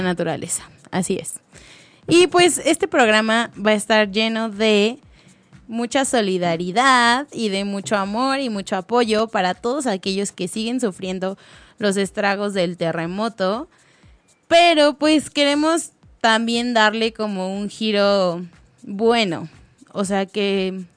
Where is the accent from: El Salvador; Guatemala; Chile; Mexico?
Mexico; Mexico City; somos de la Ciudad de México